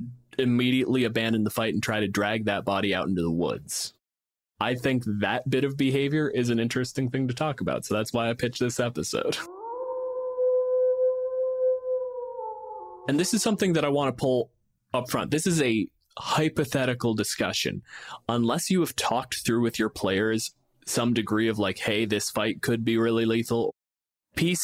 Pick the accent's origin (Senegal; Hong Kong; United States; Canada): Canada; I'm a physicist from Canada